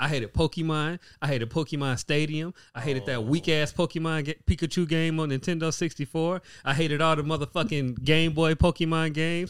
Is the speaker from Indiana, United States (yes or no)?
yes; Gary, Indiana, United States; Why do people assume like because I'm from Gary? Like that's just where everything like has to be. Like hey, I literally only sleep in Gary.